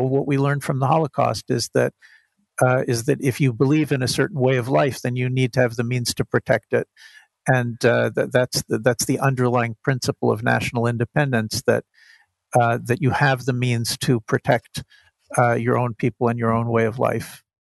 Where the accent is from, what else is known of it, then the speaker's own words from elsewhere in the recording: United States; growing up in the United States